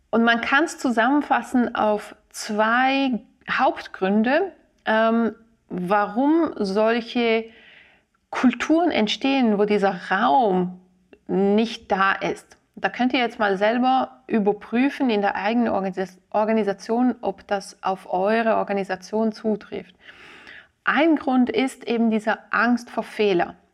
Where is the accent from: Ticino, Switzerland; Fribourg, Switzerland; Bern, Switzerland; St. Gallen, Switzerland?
Ticino, Switzerland; Als Tessinerin fahre ich sehr oft Zug zwischen Locarno und, und Zürich.